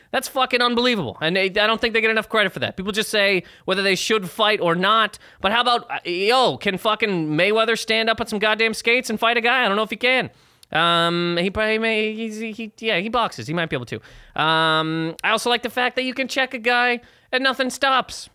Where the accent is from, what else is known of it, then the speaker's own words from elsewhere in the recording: Canada; Growing up in Canada